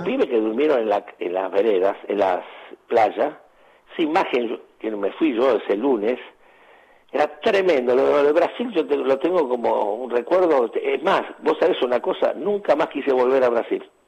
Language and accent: Spanish; Argentina; moved away as an adult; also born or lived in Santos, Brazil / Sweden